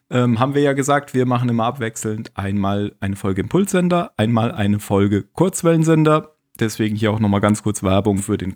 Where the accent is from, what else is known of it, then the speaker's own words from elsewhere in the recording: Baden-Württemberg, Germany; moved away; also born or lived in Bavaria; ich bin ja Badener.